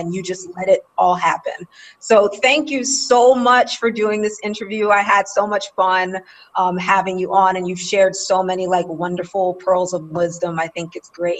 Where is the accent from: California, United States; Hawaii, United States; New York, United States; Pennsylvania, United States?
New York, United States; New York City; I grew up in New York in Queens